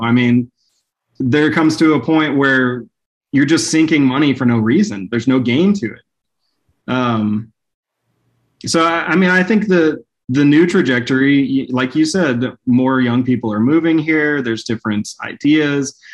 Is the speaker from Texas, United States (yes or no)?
yes; Dallas, Texas, United States; moved away as an adult; also born or lived in Plano, Texas; now in Hot Springs Village, United States; as a kid growing up in Dallas